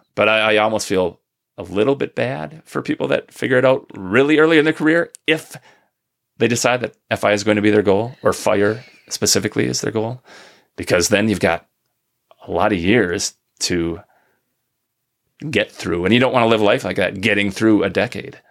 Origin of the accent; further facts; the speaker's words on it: Minnesota, United States; now in northern Michigan, United States; I'm from Minnesota originally